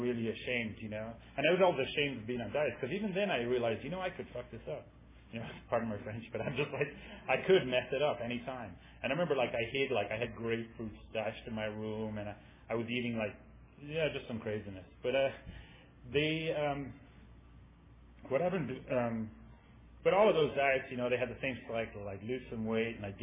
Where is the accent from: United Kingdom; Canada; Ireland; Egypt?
Ireland; now in San Francisco, United States; I'm from Ireland. I grew up there. That's why I talk funny.